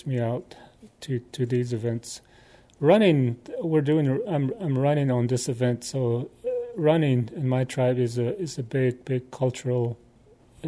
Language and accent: English; Arizona, United States; I'm a First Nations person originally from Arizona. I'm from the Navajo Nation